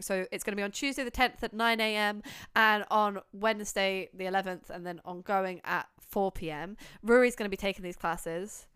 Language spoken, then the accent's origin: English; United Kingdom; we're quite British